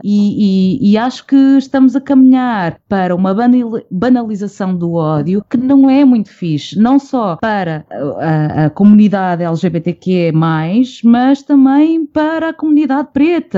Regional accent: Portugal; sendo Tuga

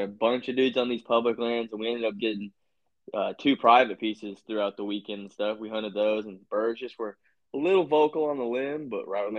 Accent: Virginia, United States; moved away; See, I grew up doing that in Virginia.

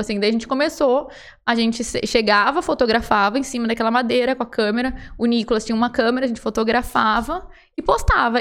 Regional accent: Rio Grande do Sul, Brazil; moved away as an adult; Eu sou gaúcha, tenho 33 anos

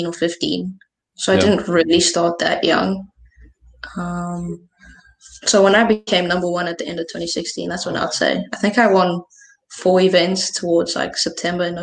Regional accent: Johannesburg, Gauteng, South Africa; I'm from Bryanston in Joburg

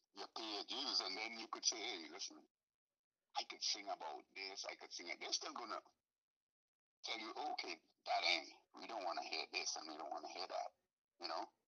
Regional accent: Trinidad & Tobago; moved away; I am from Trinidad and Tobago. I wasn't born in the United States

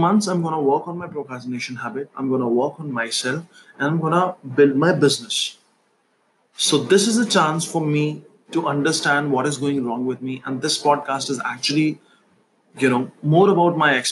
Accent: New Delhi, Delhi, India; I'm from New Delhi.

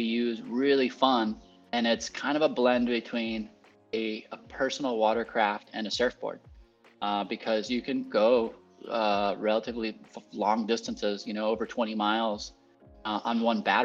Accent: Puerto Rico; I was born and raised here in Puerto Rico, to an American family that immigrated down here a long time ago in the 70s

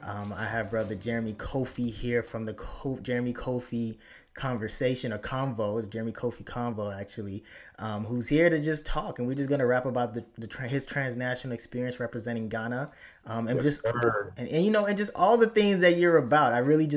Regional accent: Chicago, Illinois, United States; also born or lived in Florida; now in upstate New York, United States; because I grew up in Chicago as well before I moved up to upstate New York via Florida.

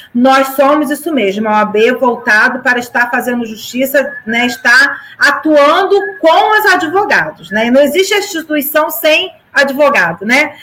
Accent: São Gonçalo, Rio de Janeiro, Brazil; eu sou alcantarense de raiz, nasci na Casa de Saúde Alcântara, trabalho há 28 anos, há 29 anos aqui no centro de Alcântara

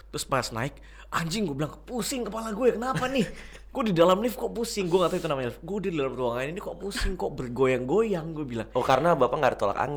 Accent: Meliau, West Kalimantan, Indonesia; born there; gue dari lahir masih anak kampung gue lahir aja di Meliau

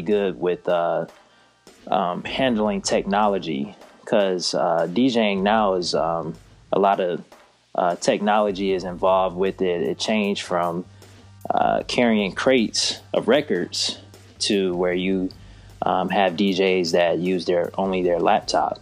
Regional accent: Detroit, Michigan, United States; now in Charlotte, United States; growing up in Detroit, coming to Charlotte

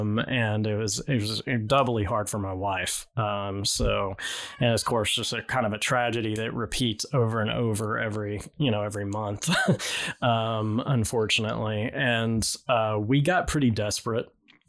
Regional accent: Texas, United States; moved away; I grew up in Texas

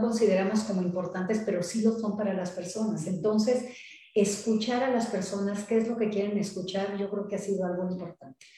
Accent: Mexico

